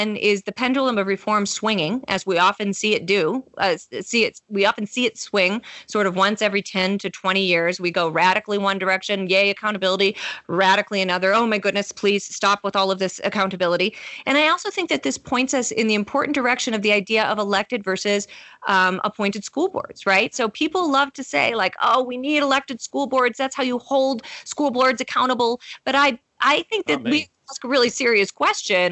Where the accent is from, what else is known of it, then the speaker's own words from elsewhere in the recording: Canton, Michigan, United States; I grew up outside of Detroit, Michigan, in a place called Canton, Michigan.